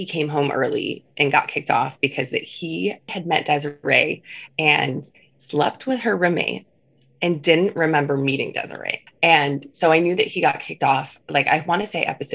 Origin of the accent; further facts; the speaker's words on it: outside of Chicago, Illinois, United States; moved away as an adult; also born or lived in Iowa City, Iowa; now in Phoenix, United States; I grew up in the Midwest. So I grew up outside of Chicago